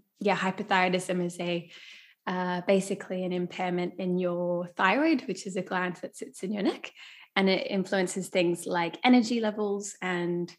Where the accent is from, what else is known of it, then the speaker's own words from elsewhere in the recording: Australia; now in South Africa; And I'm from Australia originally